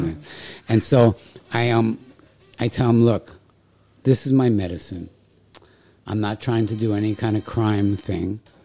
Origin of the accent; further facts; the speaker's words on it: New York City, New York, United States; moved away; also born or lived in Vermont / Gainesville, Florida; I grew up in New York City